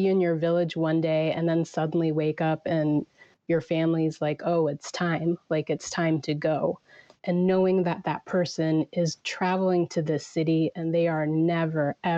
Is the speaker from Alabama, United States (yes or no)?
no; Virginia, United States; I was born in Virginia, you know, raised in America